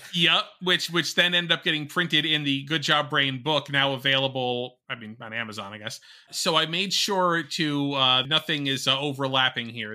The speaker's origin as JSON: {"language": "English", "region": "Connecticut", "country": "United States", "tie": "born or raised there", "said": "my home state of Connecticut."}